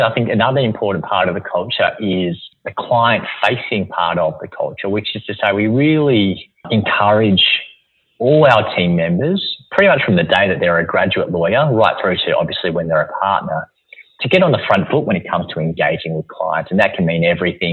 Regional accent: Melbourne, Victoria, Australia; I'm a very proud Melbournean

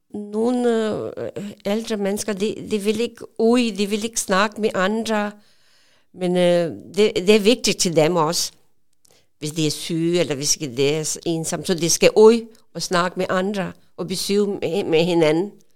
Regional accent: Pakistan; Danish is a second language; moved away as an adult; now in Odense, Denmark; jeg kommer fra Pakistan, og jeg kom øh, i Danmark 1987

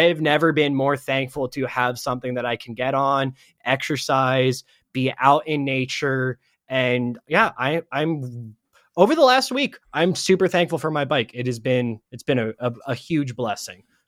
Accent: Ohio, United States; moved away; I'm originally from Ohio

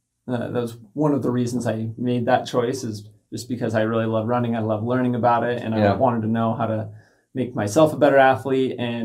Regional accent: Kaysville, Utah, United States; I'm from Kaysville

